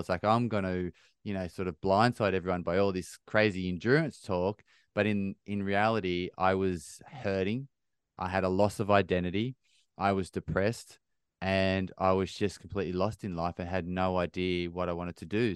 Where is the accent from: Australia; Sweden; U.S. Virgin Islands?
Australia; Bathurst, New South Wales; now in United Kingdom; I grew up in a small country town, three and a half hours northwest of Sydney in Australia, little town called Bathurst